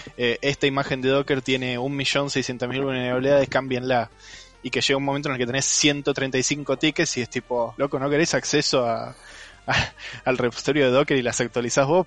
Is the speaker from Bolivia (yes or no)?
no; Argentina; soy de Argentina